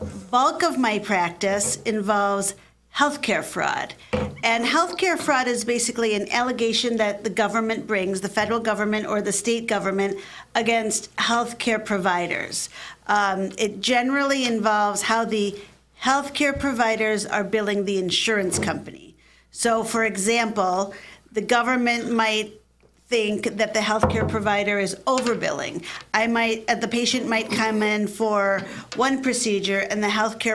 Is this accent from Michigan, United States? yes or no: yes; Michigan, United States; also born or lived in Atlanta / Philadelphia; I grew up here in Michigan